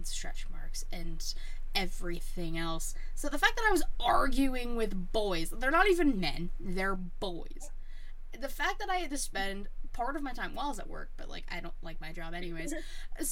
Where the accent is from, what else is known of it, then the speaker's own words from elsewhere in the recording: Pittsburgh, Pennsylvania, United States; I'm from Pittsburgh.